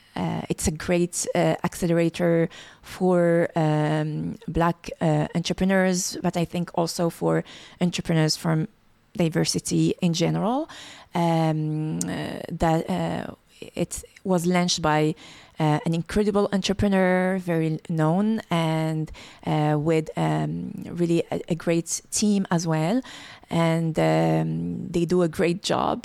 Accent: Morocco; moved away as an adult; now in Montreal, Canada; I was born in Morocco and lived uh, my first 20 years um, uh, there. Uh, I grew up watching my parents work hard

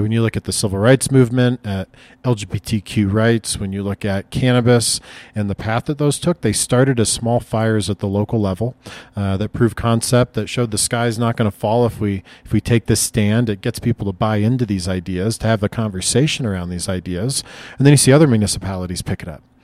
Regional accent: Lincoln, Nebraska, United States; now in Denver, United States; grew up in Northeast Lincoln, Nebraska

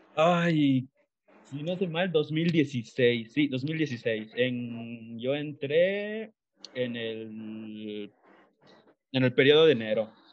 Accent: Calkiní, Campeche, Mexico; yo soy de Calquiní, Campeche, para los que no sepan, es una ciudad a una hora más o menos de la ciudad de Mérida.

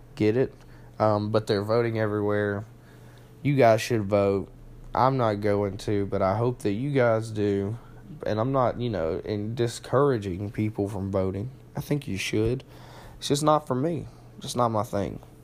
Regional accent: Heflin, Alabama, United States; in the city where I was raised

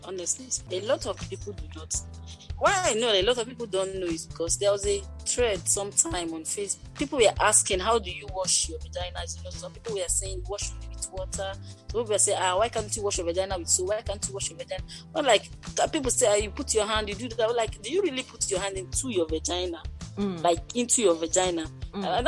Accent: Nigeria; I'm a Nigerian registered nurse

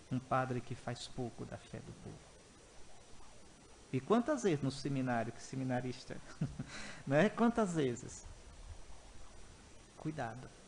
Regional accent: Northeast Region, Brazil; Bom, eu sou nordestino, mangar quer dizer zombar, fazer pouco.

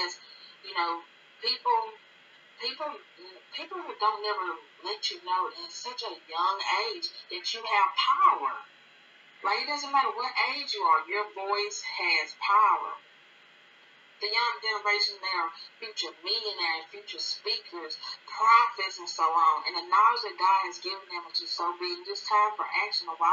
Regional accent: Alabama, United States; I am from Alabama, and I'm 25.

